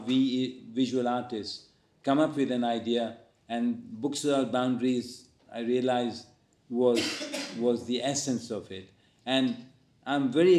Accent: India; now in London, United Kingdom; I have an Indian nationality because that's where I was born. And then once I settled here, I became a British national.

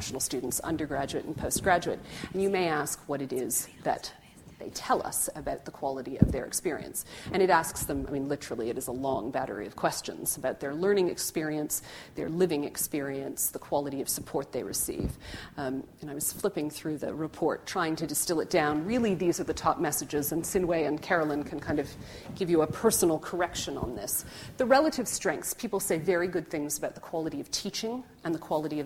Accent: Canada; now in Oxford, United Kingdom; as a Canadian

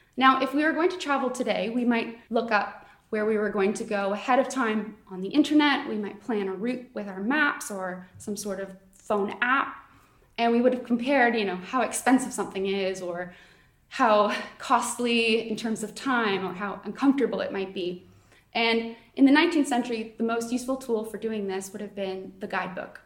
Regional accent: Canada; now in Oxford, United Kingdom; I am not from Oxford, um, I'm Canadian

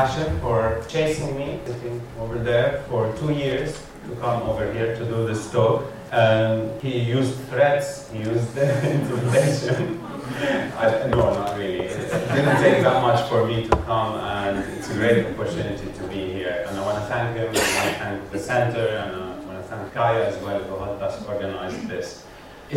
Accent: Lebanon; accent: Lebanese; moved away; I'm Lebanese by background, by birth, and lived most of my life there.

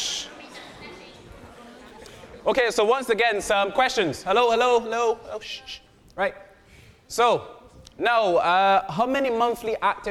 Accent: Barbados; I am from Barbados

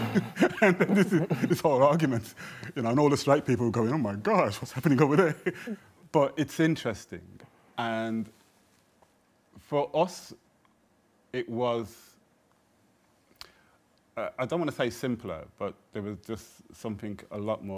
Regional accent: Birmingham, West Midlands, United Kingdom; I come from Jamaican background and I'm from Birmingham and I support Aston Villa

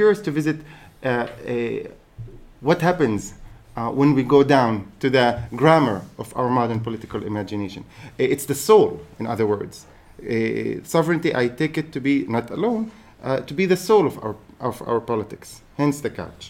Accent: Haifa, Haifa District, Israel; I happen to be a Palestinian citizen of Israel. I'm born and raised in Haifa

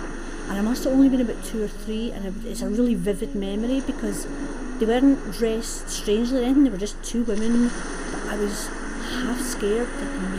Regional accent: Glasgow, Scotland, United Kingdom; I grew up in Glasgow

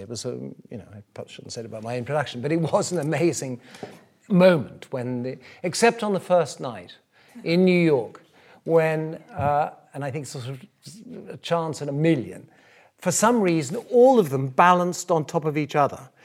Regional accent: South Africa; moved away as an adult; I grew up in South Africa, I came to this country to be a painter.

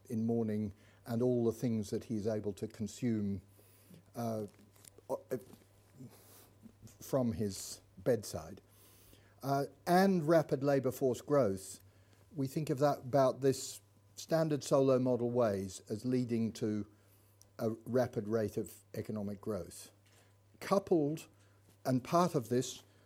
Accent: Melbourne, Victoria, Australia; I grew up in Melbourne

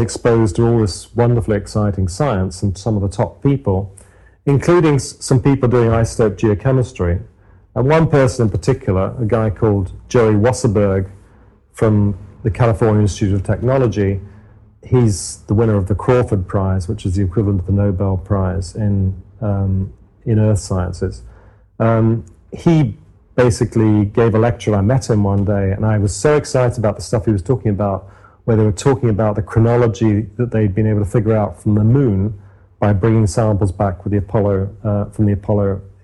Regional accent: Cornwall, South West England, United Kingdom; moved away as an adult; also born or lived in Newcastle upon Tyne, England; I grew up in Cornwall in the southwest of England

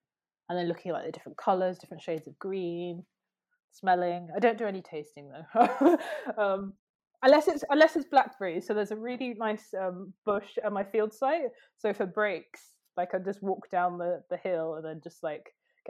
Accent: Oxford, South East England, United Kingdom; I care really deeply about, like, where I grew up in Oxford, and I've moved around quite a lot

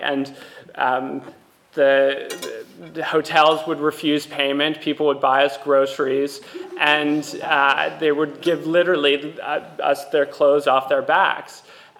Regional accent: United States; moved away; also born or lived in Lebanon; the audiences in my home country in America

